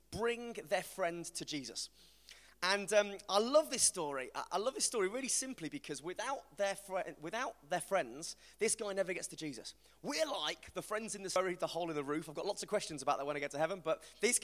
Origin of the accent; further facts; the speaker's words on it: West Midlands, United Kingdom; accent: West Midlands; my mate called Dave is from the West Midlands, like me